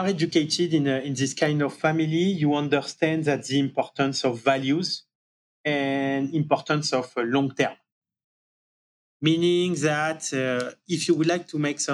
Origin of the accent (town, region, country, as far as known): Marseille, Provence-Alpes-Côte d'Azur, France; born or raised there; accent: French; English is a second language; moved away as an adult; also born or lived in Paris, France; now in New York, United States